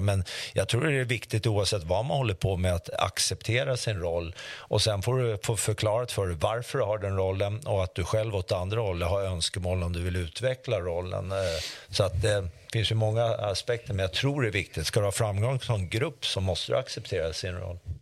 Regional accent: Sweden; jag är ju faktiskt från Sverige

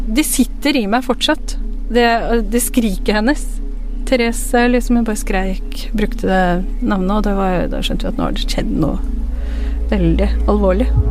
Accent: Drammen, Buskerud, Norway; also born or lived in Pakistan; alle vi har vokst opp i en blokkleilighet på Fjell

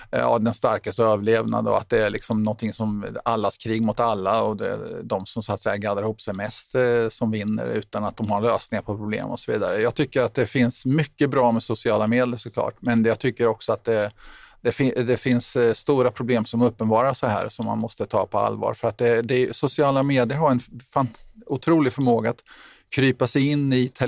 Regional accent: Tranås, Jönköping County, Sweden; jag kommer själv ursprungligen från Tranås och det här är, liksom, det är svåra saker att diskutera i, små, i mindre samhällen ute på landsbygden och så vidare.

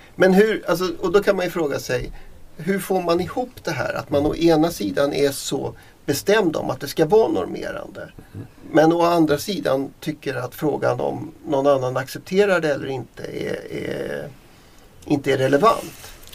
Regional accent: Dalarna County, Sweden; mitt hemlän Dalarna

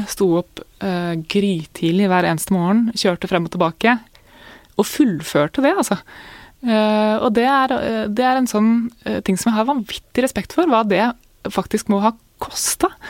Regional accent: Jevnaker, Innlandet, Norway; jeg vokste opp på Jevnaker, da. Eh, og, og starta på Jevnaker skole etter hvert.

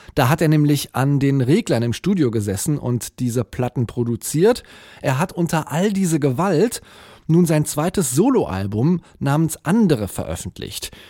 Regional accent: near Cologne, North Rhine-Westphalia, Germany; Ich habe ein paar Jahre in Köln gelebt. Ich bin auch in der Nähe aufgewachsen

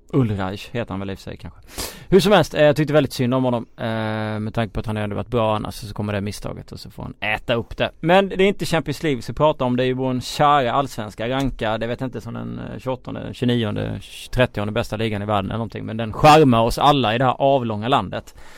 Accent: Småland, Sweden; accent: Småländska; min småländska stämma

